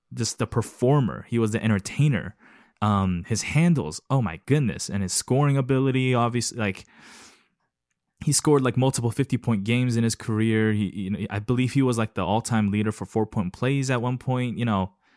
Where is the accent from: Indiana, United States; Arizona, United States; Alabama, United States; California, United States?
California, United States; Los Angeles; also born or lived in South Korea / East Lansing, Michigan; I was born in Korea and then we left the country t, for a better opportunity, arrived in Los Angeles